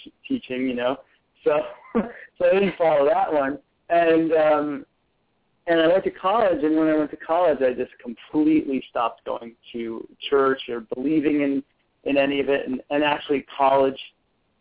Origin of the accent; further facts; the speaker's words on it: Connecticut, United States; moved away as an adult; I grew up in Connecticut. I spent the first almost 18 years of my life there